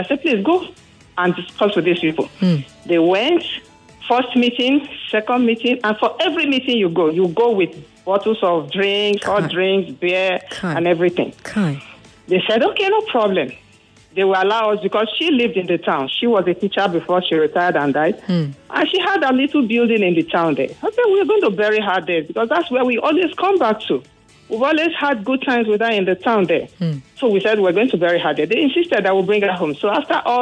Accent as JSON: {"language": "English", "town": "Kwale", "region": "Delta", "country": "Nigeria", "moved": "yes", "lives_now": "Lagos, Nigeria", "said": "I am from Delta State, from Kwale precisely."}